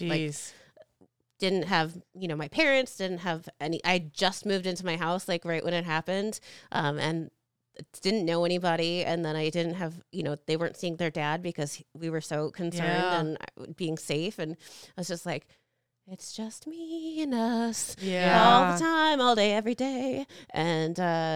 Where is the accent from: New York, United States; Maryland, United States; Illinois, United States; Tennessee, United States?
Illinois, United States; Naperville; I grew up in Naperville